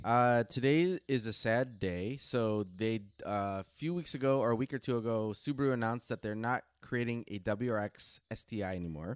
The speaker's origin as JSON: {"language": "English", "country": "United States", "said": "as an American"}